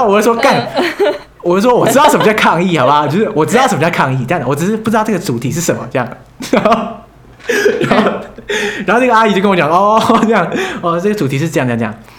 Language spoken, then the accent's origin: Chinese; Taiwan; moved away as an adult; now in Heidelberg, Germany; 我从台湾来